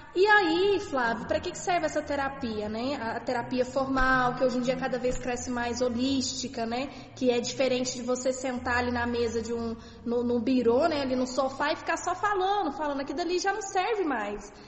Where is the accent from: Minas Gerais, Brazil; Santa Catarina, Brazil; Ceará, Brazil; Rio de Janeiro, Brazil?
Minas Gerais, Brazil; Sou de Minas